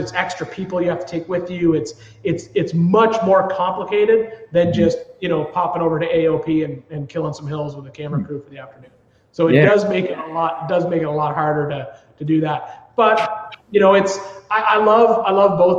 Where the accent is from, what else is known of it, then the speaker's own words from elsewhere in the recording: Smiths Falls, Ontario, Canada; moved away; I grew up in Ontario, born there, a small little town called Smiths Falls, Ontario